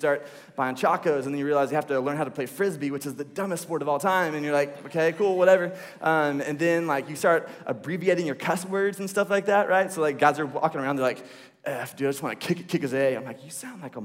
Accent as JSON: {"language": "English", "area": "the Bible Belt", "region": "the South", "country": "United States", "tie": "born or raised there", "said": "I grew up here in the Bible Belt"}